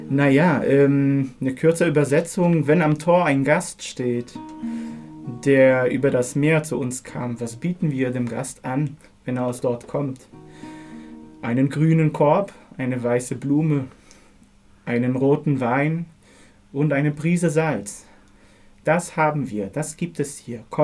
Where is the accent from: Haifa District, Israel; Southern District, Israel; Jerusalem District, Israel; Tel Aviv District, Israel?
Haifa District, Israel; Haifa; Ja, ich bin in Haifa aufgewachsen